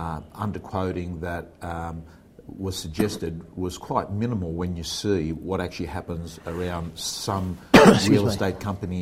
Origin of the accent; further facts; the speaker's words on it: Australia; I enjoy all the special days that you get off being an Aussie